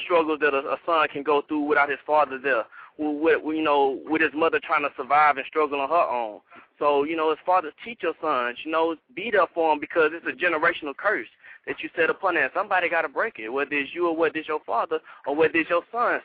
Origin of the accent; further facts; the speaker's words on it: Houston, Texas, United States; I'm from Third Ward, Houston, Texas